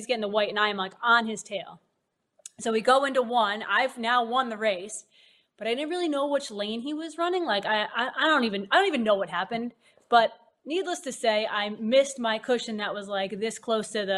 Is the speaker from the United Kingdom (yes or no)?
no; Massachusetts, United States; I grew up in Massachusetts